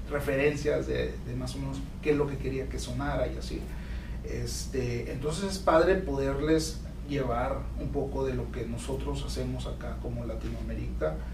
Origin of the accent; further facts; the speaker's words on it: Mexico; Más que nada, yo siendo mexicano, este, pues mucha gente en México escucha el regional mexicano